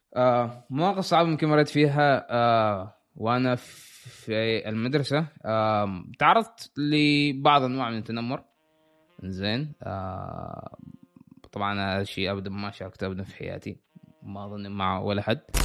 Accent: Salalah, Dhofar, Oman; moved away as an adult; now in United States; أنا مولود في صلالة، أنا من صلالة، عايش في صلالة.

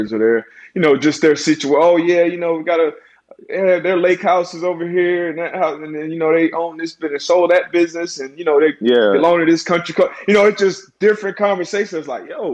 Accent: South Florida, United States; I'm from South Florida. It's kind of a melting pot down here.

